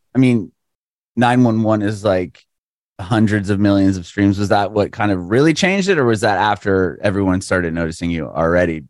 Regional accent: San Diego, California, United States; moved away as an adult; also born or lived in Walnut Creek; now in Nashville, United States; I'm from San Diego. I moved to Nashville like three years ago

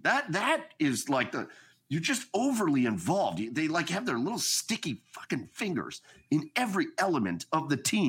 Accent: Cleveland, Ohio, United States; also born or lived in Texas; now in Pittsburgh, United States; I'm from Cleveland.

